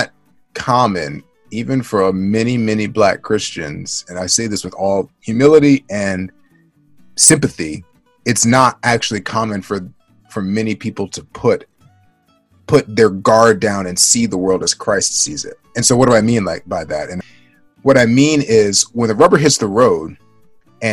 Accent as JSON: {"language": "English", "town": "Baltimore", "region": "Maryland", "country": "United States", "tie": "born or raised there", "said": "I grew up in Baltimore, Maryland, and I'm African American"}